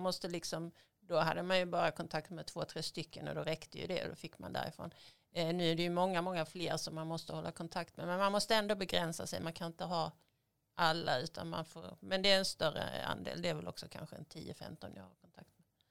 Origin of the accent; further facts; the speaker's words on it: Skåne, Sweden; moved away as an adult; also born or lived in Russia; now in Stockholm, Sweden; Jag kommer från Skåne från början, kanske lite svårt att dölja